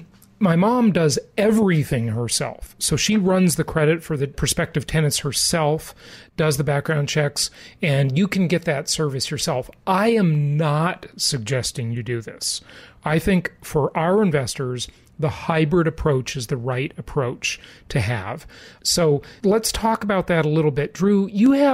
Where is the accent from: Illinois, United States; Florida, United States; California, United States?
California, United States; Los Angeles; moved away; Mom and I grew up in Southern California, in Los Angeles, in Orange County